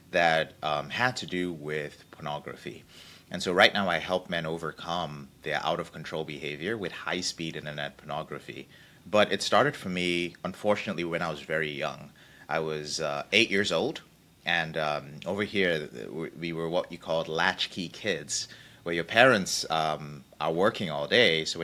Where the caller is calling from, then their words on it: Wichita, Kansas, United States; I'm coming all the way from a very sunny Wichita, Kansas.